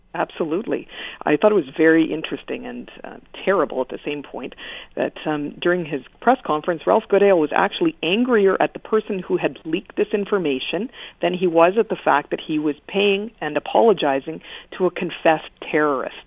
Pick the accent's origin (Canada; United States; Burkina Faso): Canada; Regina, Saskatchewan; I'm from Regina